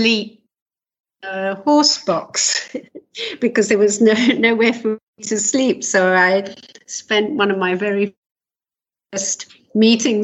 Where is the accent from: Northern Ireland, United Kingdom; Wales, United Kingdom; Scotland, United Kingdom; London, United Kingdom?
London, United Kingdom; moved away as an adult; also born or lived in north of England; now in Israel; Prior to Israel, I'm from England. I was born in London